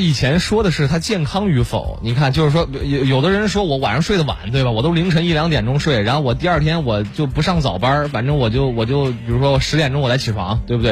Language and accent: Chinese; China; 我们中国人